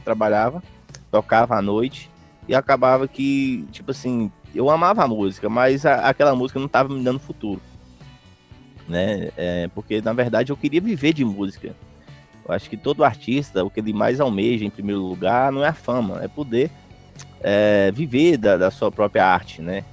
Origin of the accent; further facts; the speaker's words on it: interior of Minas Gerais, Brazil; eu sou do interior de Minas Gerais